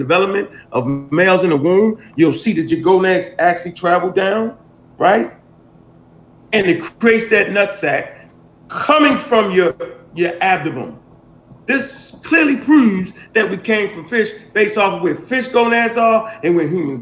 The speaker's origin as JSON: {"language": "English", "town": "Baltimore", "region": "Maryland", "country": "United States", "said": "I'm from Baltimore and we used to stop the alleys up so the police couldn't drive down it"}